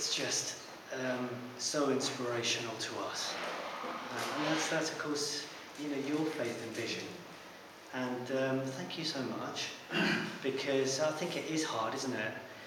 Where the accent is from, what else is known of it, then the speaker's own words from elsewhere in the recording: High Wycombe, South East England, United Kingdom; I hail from High Wycombe